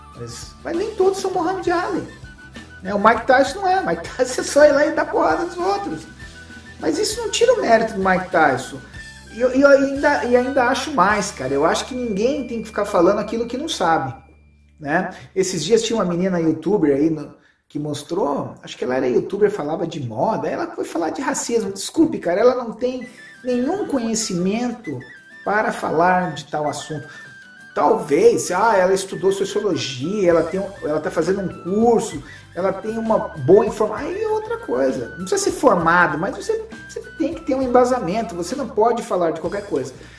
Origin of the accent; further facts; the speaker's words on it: Brazil; eu vou falar como brasileiro